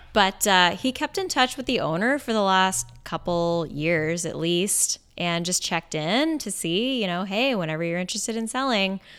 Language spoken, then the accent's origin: English; Bellingham, Washington, United States; I grew up in Bellingham, Washington